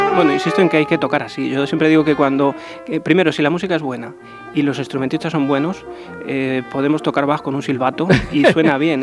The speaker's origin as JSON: {"language": "Spanish", "town": "Ávila", "region": "Castile and León", "country": "Spain"}